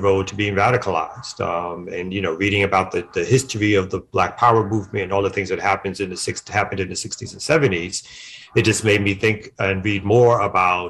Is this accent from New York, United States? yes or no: yes; New York City, New York, United States; I'm born and raised in Brooklyn, New York, raised by my mom, me and my sister